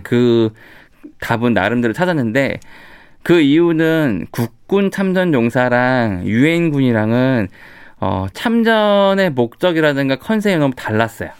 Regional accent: South Korea; 저는 제가 한국 사람이고 제 나라인데

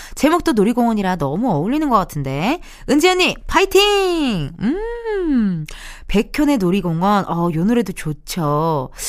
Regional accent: Incheon, South Korea; 여기는 나의 고향이고, 나의 본집이고, 나의 본, B-O-R-N이에요. 바로 인천의 딸입니다, 제가.

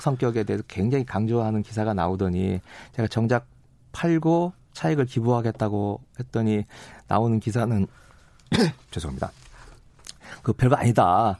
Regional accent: Gunsan, North Jeolla, South Korea; moved away; 어, 제 고향이고

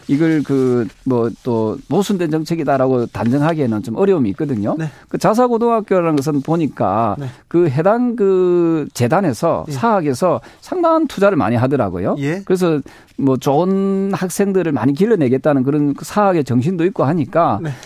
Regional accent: Busan, South Korea; 부산 출신인데도

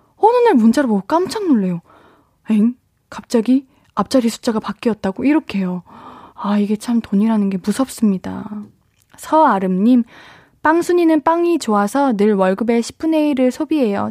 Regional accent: Seoul Capital Area, South Korea; 저는 에, 수도권.

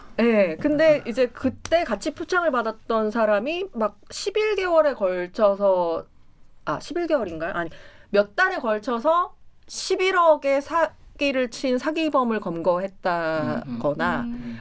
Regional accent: Cheongju, North Chungcheong, South Korea; 저 청주 출신인데

